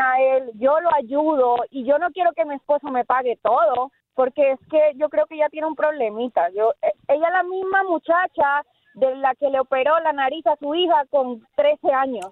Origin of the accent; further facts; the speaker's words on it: Colombia; now in Homestead, United States; Yo soy colombiana